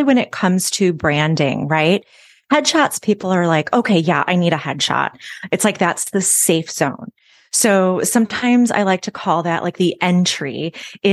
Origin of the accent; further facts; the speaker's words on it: Chicago, Illinois, United States; moved away as an adult; now in Nashville, United States; I'm originally from the Chicago area, and I moved here to Nashville about 8 years ago